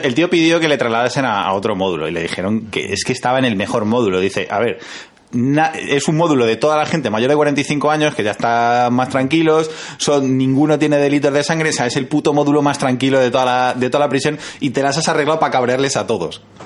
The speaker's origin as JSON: {"language": "Spanish", "town": "Madrid", "region": "Community of Madrid", "country": "Spain", "tie": "born or raised there", "said": "nosotros que somos de Villaverde, es que eso lo llevamos en la sangre"}